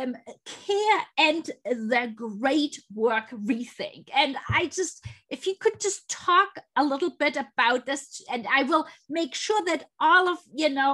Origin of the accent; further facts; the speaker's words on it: Germany; also born or lived in United States; now in Canada; I grew up in Germany